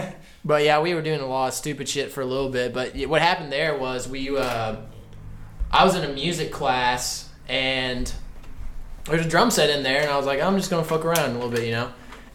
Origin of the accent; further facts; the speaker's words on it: Gallatin County, Southern Illinois, United States; I'm from Gallatin County